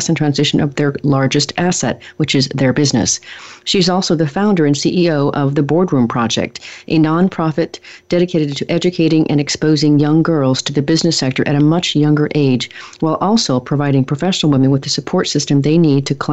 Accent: Eastern Oregon, United States; also born or lived in Portland, Oregon; I'm from Eastern Oregon originally

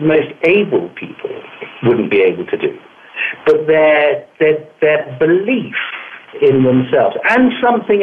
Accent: Malta; now in London, United Kingdom; I grew up in Malta, which is a fabulous little island right in the Mediterranean Sea.

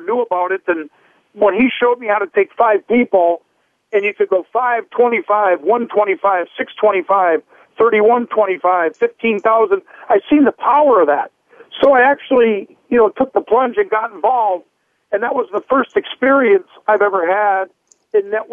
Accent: North Dakota, United States; my family life growing up in North Dakota

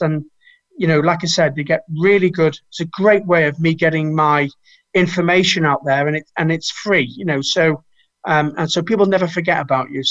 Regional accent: Manchester, North West England, United Kingdom; We're both from Manchester.

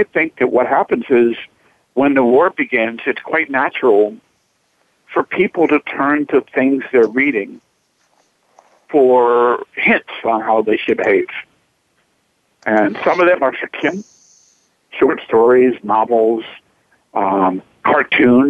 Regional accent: Chapel Hill, North Carolina, United States; I'm actually from North Carolina. I'm from Chapel Hill

